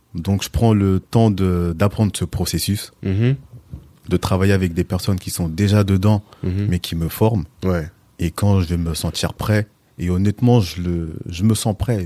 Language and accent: French; L'Isle-Adam, Île-de-France, France; also born or lived in Villepinte; now in Pontoise, France; Je suis originaire de Villepinte. Mhm. Et ensuite, j'ai grandi sur l'île Adam. La plus grande majorité de ma vie. Et puis aujourd'hui, je suis sur Pontoise